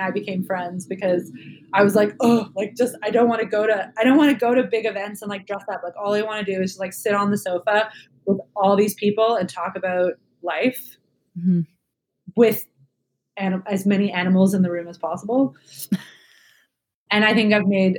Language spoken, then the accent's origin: English; Canada; I'm Canadian